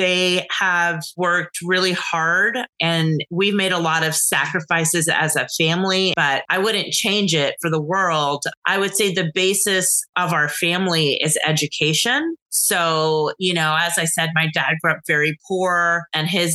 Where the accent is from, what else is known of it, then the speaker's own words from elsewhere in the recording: Dallas, Texas, United States; moved away; I'm originally from Dallas. So for me, it was really exciting that the World Conference was being held in my hometown. And so I was excited to be able to come home